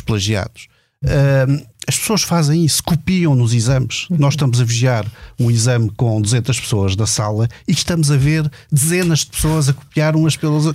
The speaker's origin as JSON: {"language": "Portuguese", "country": "Portugal"}